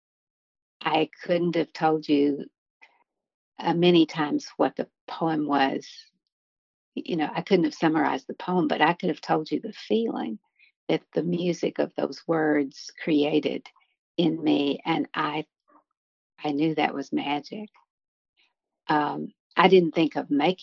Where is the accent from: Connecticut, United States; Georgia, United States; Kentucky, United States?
Kentucky, United States; Harlan County; now in Lexington, United States; I grew up in Harlan County. I live in Lexington now